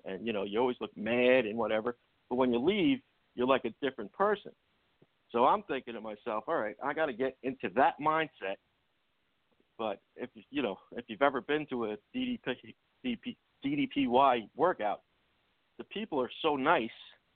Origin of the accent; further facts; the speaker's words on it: New Jersey, United States; we're from Jersey